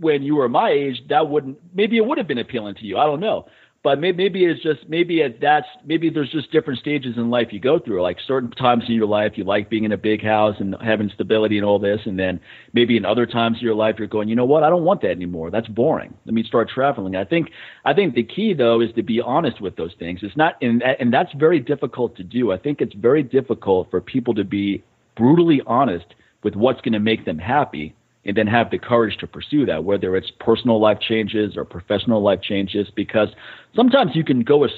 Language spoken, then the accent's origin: English; Montana, United States; now in Las Vegas, United States; I was stuck in a camper with my parents every summer growing up in Montana